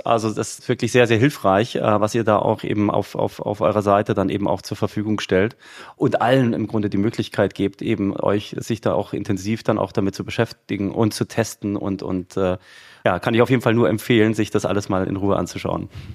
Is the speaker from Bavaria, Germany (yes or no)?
yes; Munich, Bavaria, Germany; ich bin ja ein Münchner, ja. Also in München geboren, wohne immer